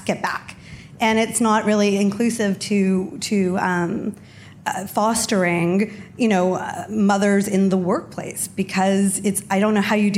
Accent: Canada; moved away as an adult; I'm originally from Canada. And so I moved here only 5 years ago.

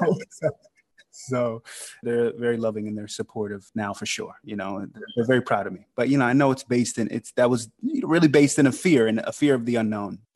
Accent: Sandy Springs, Georgia, United States; moved away as an adult; also born or lived in New York; I grew up in Sandy Springs, Fulton County

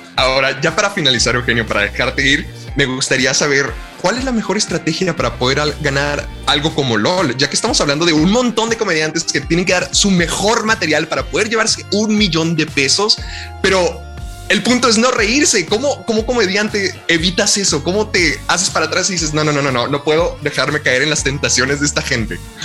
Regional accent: Mexico; nuestra cultura como mexicanos

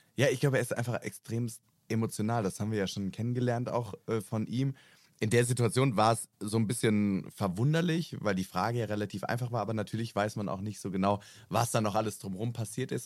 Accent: Rhineland-Palatinate, Germany; moved away; Ich komme ja ursprünglich aus der Pfalz

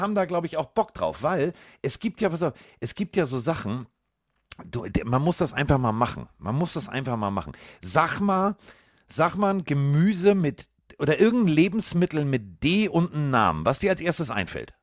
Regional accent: Hamburg, Germany; ich komme aus Hamburg

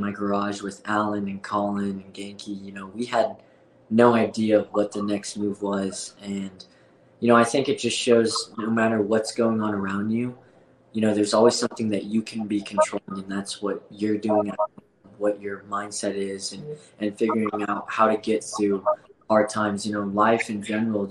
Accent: Fort Collins, Colorado, United States; also born or lived in South Korea / Denver, Colorado; I got adopted to, you know, a farmhouse in Fort Collins, Colorado.

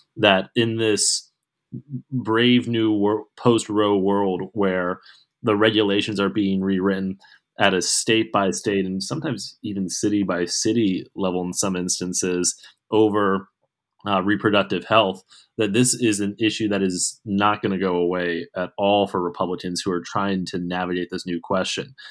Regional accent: Pittsburgh, Pennsylvania, United States; my hometown, Pittsburgh

